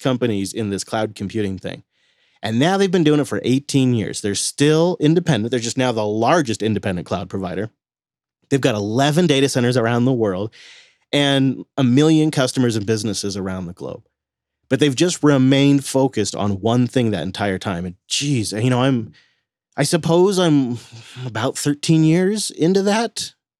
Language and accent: English; Washington, United States; my home state of Washington